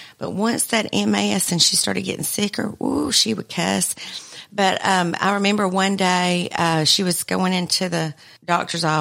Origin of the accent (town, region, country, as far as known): Albertville, Alabama, United States